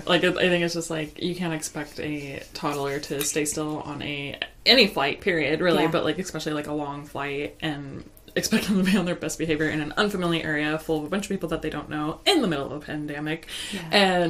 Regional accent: Mexico; like, you know, I'm from Mexico

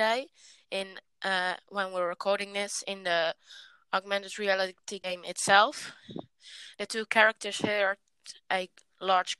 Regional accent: Netherlands; I am from the Netherlands as well

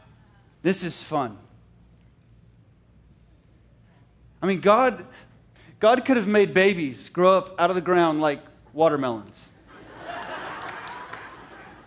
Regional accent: Canada; moved away; Canada. It's my homeland. I'm Canadian in heart

